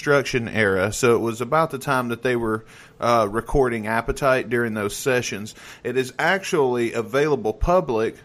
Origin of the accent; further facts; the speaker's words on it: Tupelo, Mississippi, United States; now in Missouri, United States; I'm from Tupelo, Mississippi. And so we basically, we have Elvis as part of our education in school